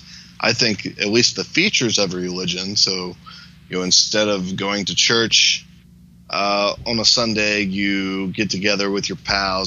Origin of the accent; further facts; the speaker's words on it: United States; as an American